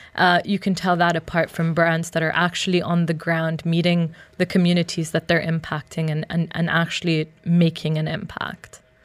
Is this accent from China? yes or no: no; Uganda; I grew up in Uganda